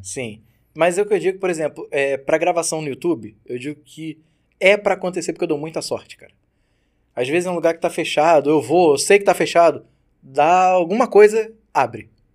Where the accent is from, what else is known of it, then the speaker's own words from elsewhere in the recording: Brazil; somos do Brasil